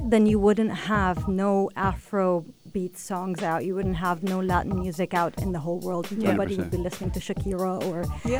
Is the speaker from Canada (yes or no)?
no; Lebanon; born or raised there; moved away as an adult; now in United Arab Emirates